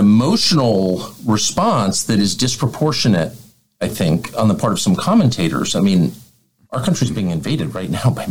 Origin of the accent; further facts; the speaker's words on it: United States; I'm an American.